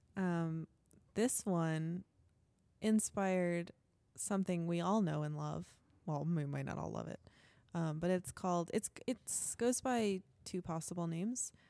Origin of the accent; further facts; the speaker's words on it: Connecticut, United States; I'm from Connecticut